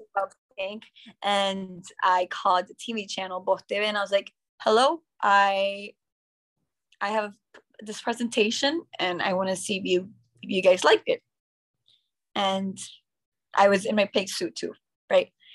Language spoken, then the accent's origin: English; Nicaragua; first language English; also born or lived in United States; I've been my whole life here in Nicaragua in an American school